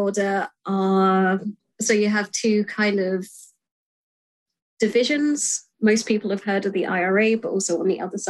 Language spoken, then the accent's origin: English; Ireland; as an Irish person